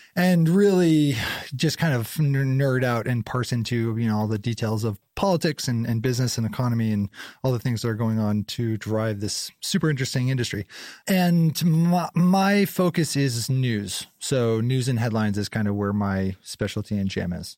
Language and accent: English; North Conway, New Hampshire, United States; moved away as an adult; also born or lived in Brownfield, Maine / Fryeburg, Maine / North Carolina / Boulder, Colorado; now in Portland, United States; so I grew up in North Conway, uh, mostly North Conway, 'cause of, by the, like, seventh grade on, like, junior high school on, I was in North Conway. So, you know, mostly in New Hampshire